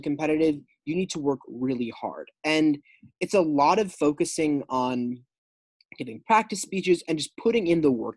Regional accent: Minnesota, United States; Growing up on the Minnesota circuit

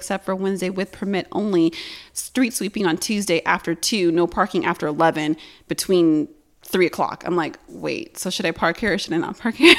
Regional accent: Harbor City, California, United States; I'm from Harbor City.

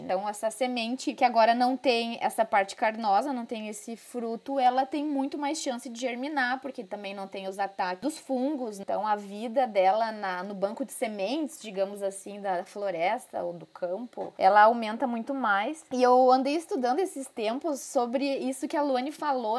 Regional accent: Porto Alegre, Rio Grande do Sul, Brazil; accent: gaúcho; Como vocês vão ver pelo meu sotaque, eu sou gaúcha, sou de Porto Alegre

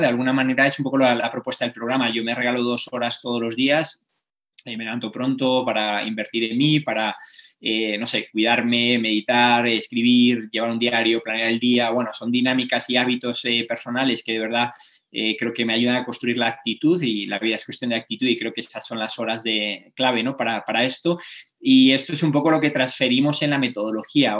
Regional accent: Cantabria, Spain; Cantabria, mi tierra

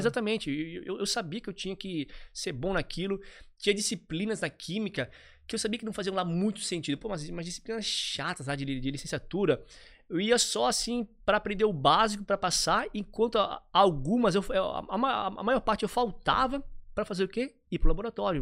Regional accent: Nova Trento, Santa Catarina, Brazil; moved away; Eu vim de Nova Trento, uma cidade linda, fantástica, é, de 10 mil habitantes, no interior de Santa Catarina. Tive uma infância bem de, de interior

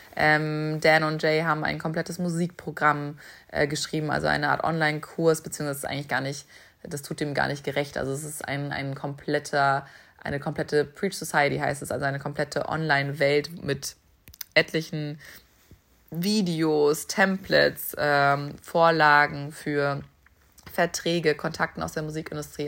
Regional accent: Hamburg, Germany; ich komme aus Hamburg, das hat tatsächlich auch was damit zu tun, dass hier irgendwie so meine Eltern sind, dass sich das für mich wirklich wie Heimat anfühlt

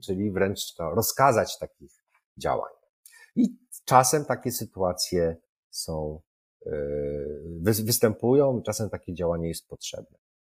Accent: Wrocław, Lower Silesian Voivodeship, Poland; Jestem z Wrocławia

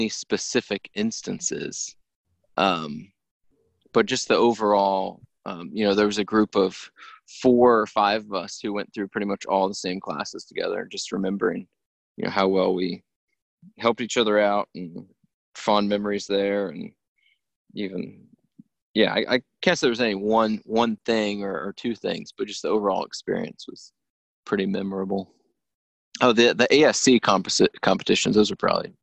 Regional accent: Williamsburg, United States; a company I knew from growing up in Williamsburg

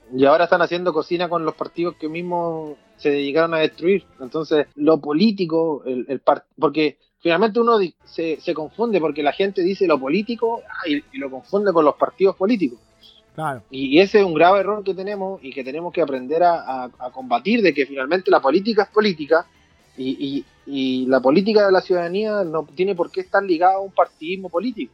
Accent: Chañaral, Atacama, Chile; en mi Cheñeral, en mi ciudad natal

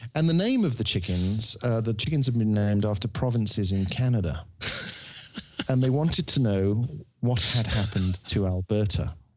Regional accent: Birmingham, West Midlands, United Kingdom; I'm from Birmingham.

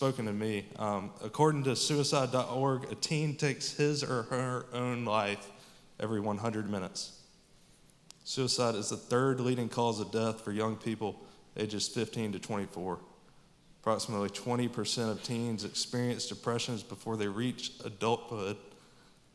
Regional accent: Statesboro, Georgia, United States; I grew up here in Statesboro

